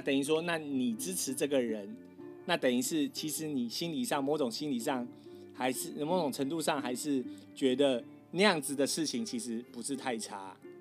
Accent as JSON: {"language": "Chinese", "country": "Taiwan", "moved": "yes", "lives_now": "United States", "said": "我们台湾人都是讲老罗斯福啦"}